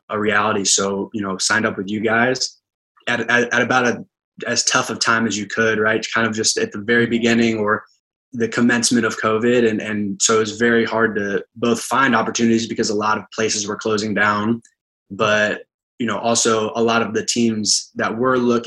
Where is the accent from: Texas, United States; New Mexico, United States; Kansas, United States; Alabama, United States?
Kansas, United States; Manhattan; moved away as an adult; now in Rouen, France; I'm from Manhattan, Kansas, so that's where Kansas State University